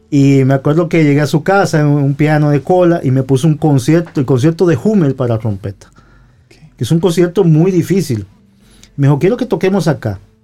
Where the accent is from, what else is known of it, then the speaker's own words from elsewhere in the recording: Guadalupe, San José, Costa Rica; en mi pueblo, en San José, yo vengo de San José, en mi pueblo se llama Guadalupe